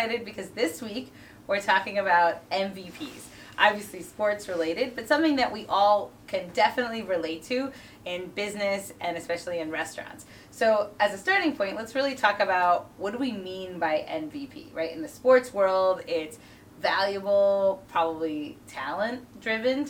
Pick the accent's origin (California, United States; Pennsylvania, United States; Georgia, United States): Pennsylvania, United States; Philadelphia; growing up in Philly